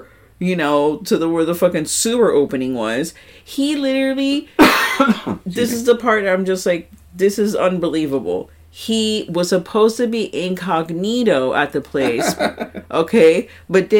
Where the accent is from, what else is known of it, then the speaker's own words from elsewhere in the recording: New York, United States; I'm a New Yorker